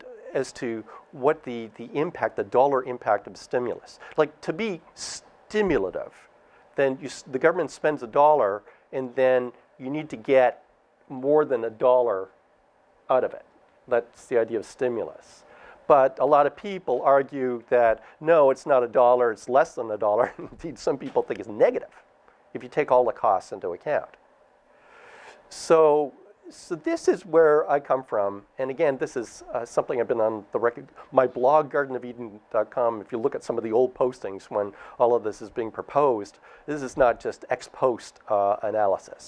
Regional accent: Canada; now in United States; I'm Canadian.

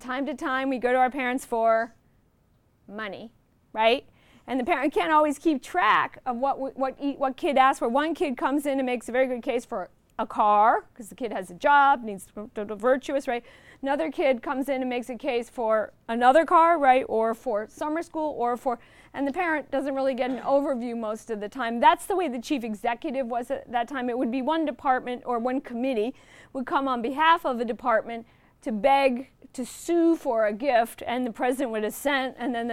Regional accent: Illinois, United States; I'm from Illinois.

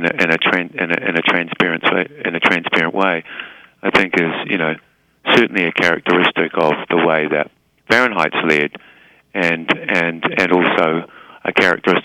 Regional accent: New Zealand; moved away; it's a very defining characteristic of being a New Zealander. Mm-hmm. And, you know, and I'm, you know, very proud of, you know, the country that, you know, that I come from

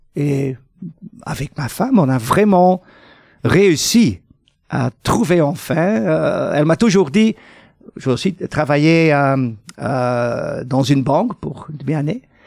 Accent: Flanders, Belgium; chez nous en Flandre

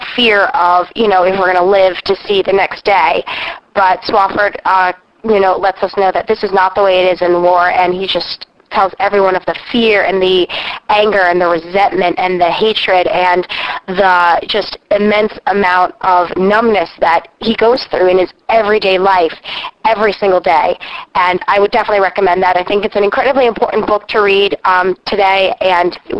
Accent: Toms River, New Jersey, United States; I am from Toms River, New Jersey.

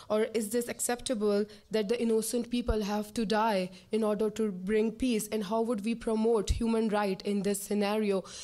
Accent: Pakistan; I'm from Pakistan. I'm a journalist

